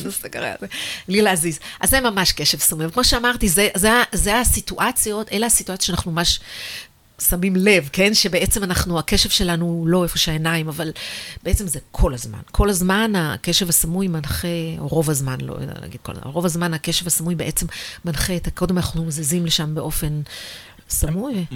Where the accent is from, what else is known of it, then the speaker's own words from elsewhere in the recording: Israel; also born or lived in United States; בעיניי כישראלית